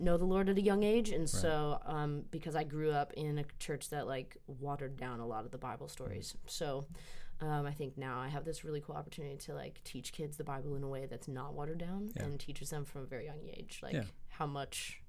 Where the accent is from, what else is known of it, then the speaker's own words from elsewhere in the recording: Maryland, United States; now in Hendersonville, United States; I grew up in Maryland